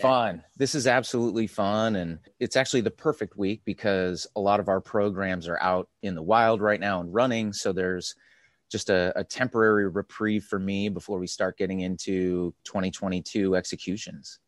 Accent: California, United States; I was born and raised here

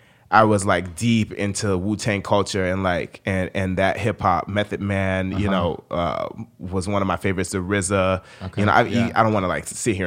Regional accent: Sarasota, Florida, United States; born or raised there

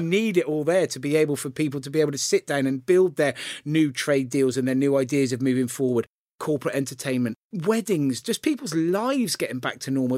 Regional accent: Gloucester, South West England, United Kingdom; I grew up in the centre of Gloucester

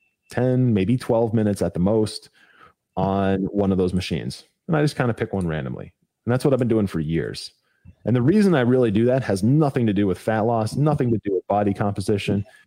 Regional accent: Ohio, United States; moved away; I'm originally from Ohio. I don't live there anymore

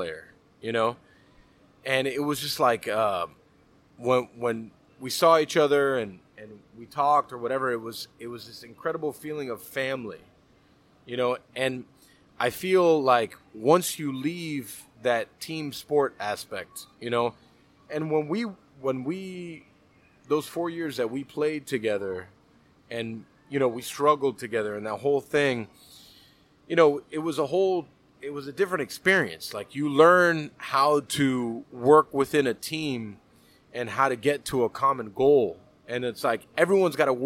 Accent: Miami, Florida, United States; born and raised in Miami, right? Like, Cuban-American, you know, growing up with that pastelitos and croquetas culture

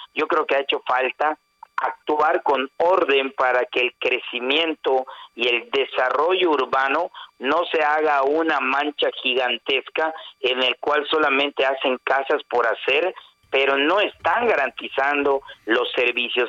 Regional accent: Yucatán, Mexico; nosotros como yucatecos

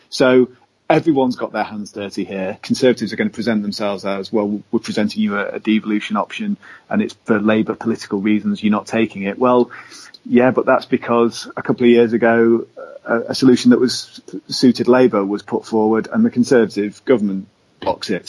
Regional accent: Stockport, North West England, United Kingdom; moved away as an adult; now in Yorkshire, United Kingdom; I grew up in Manchester. Actually, I grew up in Stockport, which is a borough, a metropolitan borough part of the great, it's one of the greater Manchester combined authority areas.

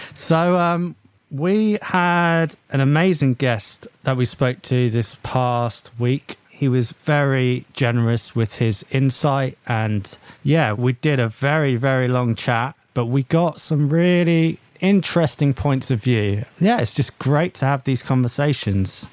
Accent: England, United Kingdom; we're English

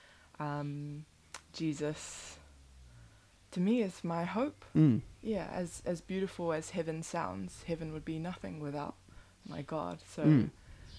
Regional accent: Auckland, New Zealand; moved away as an adult; also born or lived in Lower Hutt, Wellington; now in Tauranga, New Zealand; I was born in Lower Hutt, Wellington, but grew up in West Auckland most of my life. And I've just recently moved to the Tauranga area.

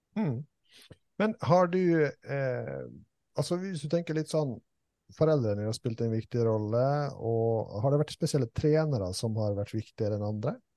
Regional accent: Langevåg, Møre og Romsdal, Norway; jeg er fra Langevågen

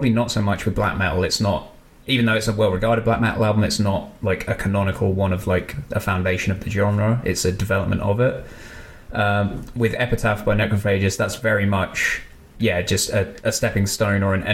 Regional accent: United Kingdom; As a Brit

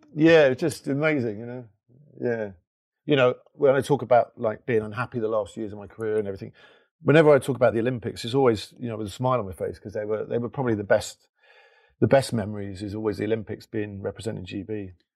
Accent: London, United Kingdom; I'm from Labrick Grove, Kilburn

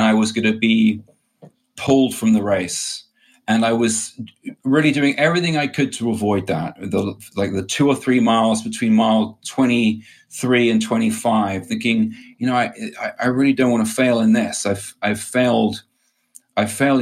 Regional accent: England, United Kingdom; I grew up in England in a family, a Catholic family.

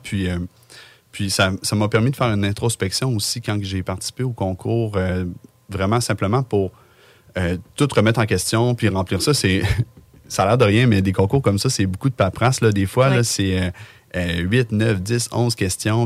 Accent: Lévis, Quebec, Canada; on vient les deux de Lévis

